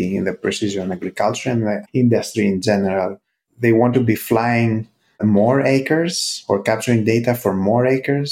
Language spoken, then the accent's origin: English; Greece; moved away as an adult; also born or lived in United States; I'm originally from Greece